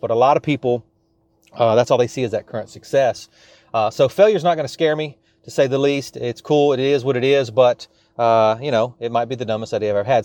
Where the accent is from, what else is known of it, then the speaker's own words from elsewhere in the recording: South Louisiana, United States; I am from South Louisiana